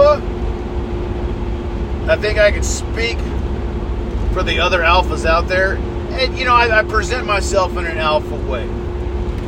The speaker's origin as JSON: {"language": "English", "country": "United States", "said": "as an American"}